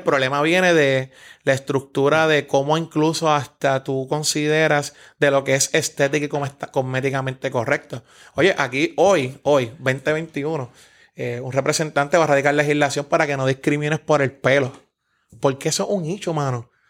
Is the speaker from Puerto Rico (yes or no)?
yes; San Juan, Puerto Rico; me crié en Santurce, Barrio Obrero, Villa Palmera toda mi vida